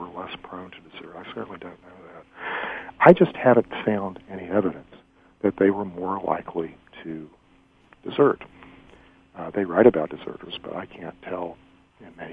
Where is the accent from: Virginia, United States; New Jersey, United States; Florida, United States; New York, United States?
Virginia, United States; Elliston; When I was growing up in Elliston, Virginia, as late as my high school years in the 1970s